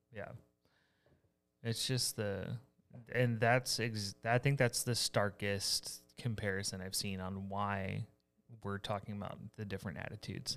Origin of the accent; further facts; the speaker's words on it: Houston area, Texas, United States; moved away; also born or lived in Iowa; my hometown